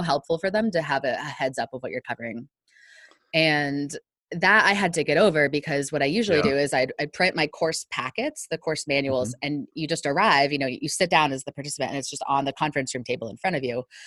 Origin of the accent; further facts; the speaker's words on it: northern Virginia, United States; moved away; because I grew up in Virginia, I can get a little bit of a southern drawl, not much, right. not not like somebody who's actually from the south since I'm from northern Virginia